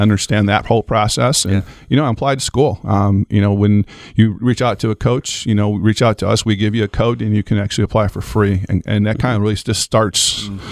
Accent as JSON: {"language": "English", "town": "Toledo", "region": "Ohio", "country": "United States", "tie": "born or raised there", "moved": "as an adult", "lives_now": "Lake Wales, Florida, United States", "said": "I was born and raised in Toledo, Ohio"}